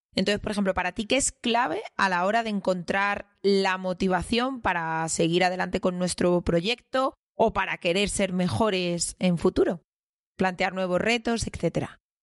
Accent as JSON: {"language": "Spanish", "town": "Madrid", "region": "Community of Madrid", "country": "Spain", "said": "Somos los tres de Carabanchel"}